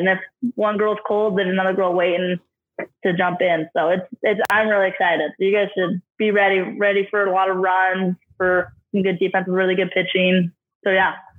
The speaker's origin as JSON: {"language": "English", "region": "Idaho", "country": "United States", "tie": "born or raised there", "moved": "yes", "lives_now": "Ogden, United States", "said": "I grew up in Idaho a lot too."}